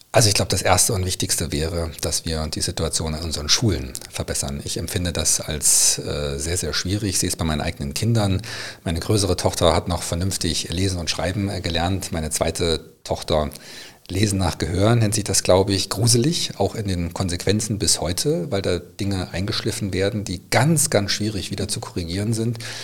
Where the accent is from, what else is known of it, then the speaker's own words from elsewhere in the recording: Bad Salzungen, Thuringia, Germany; in Thüringen, in meiner Heimatstadt Bad Salzungen